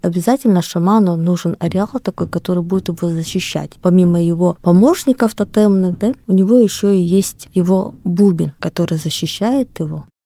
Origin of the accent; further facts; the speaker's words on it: Oroch people of Khabarovsk Krai, Russia; так как сама принадлежу коренному малочисленному народу Хабаровского края к орочам.